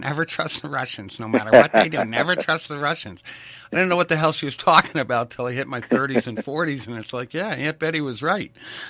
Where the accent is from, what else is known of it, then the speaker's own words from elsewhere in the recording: East Coast, United States; I grew up in East Coast and, neighborhood. I'm Italian-Polish.